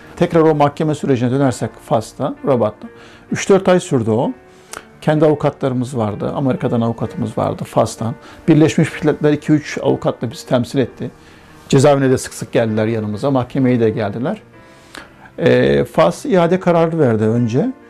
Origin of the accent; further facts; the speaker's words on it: Uşak, Uşak Province, Turkey; moved away as an adult; also born or lived in Kazakhstan / Casablanca, Morocco; now in Germany; Uşaklıyım, inşaat mühendisiyim.